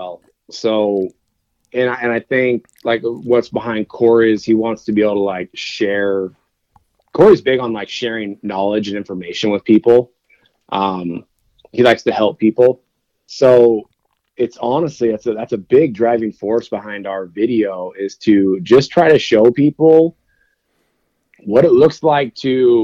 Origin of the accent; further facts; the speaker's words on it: Oregon, United States; I grew up in Oregon